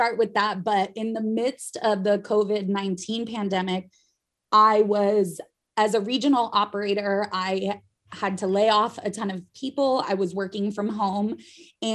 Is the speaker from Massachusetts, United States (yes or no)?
no; Idaho, United States; Growing up in Idaho